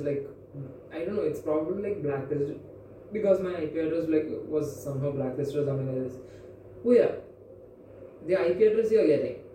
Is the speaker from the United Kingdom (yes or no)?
no; India; I was from India